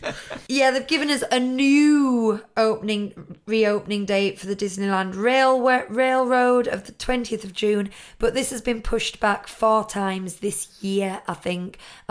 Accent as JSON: {"language": "English", "region": "Wales", "country": "United Kingdom", "said": "Look, we're Welsh, we're green."}